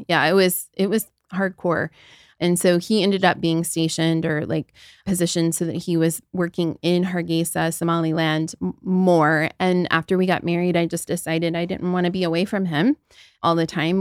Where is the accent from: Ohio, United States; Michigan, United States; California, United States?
Ohio, United States; Southern; moved away; I grew up in the Midwest. I'm from Southern Ohio. I essentially grew up in the middle of a cornfield